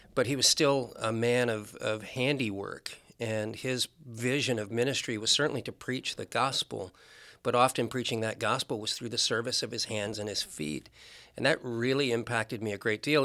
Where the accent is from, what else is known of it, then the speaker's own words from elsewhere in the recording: Anchorage, Alaska, United States; also born or lived in West Point, New York / Georgia / Nebraska / North Carolina; I spent my entire growing up in Alaska, with the exception of one year we went to North Carolina